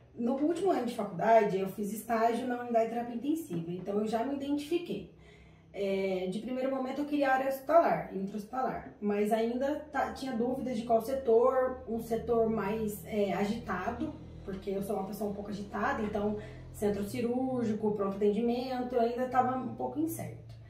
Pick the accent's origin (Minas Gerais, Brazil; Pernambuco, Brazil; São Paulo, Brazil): São Paulo, Brazil; Taubaté; Eu sou de Taubaté